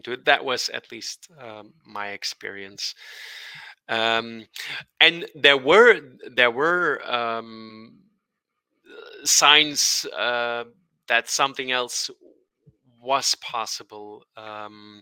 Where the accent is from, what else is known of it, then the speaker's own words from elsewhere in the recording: Belgium; also born or lived in Brussels, Belgium; we're from Belgium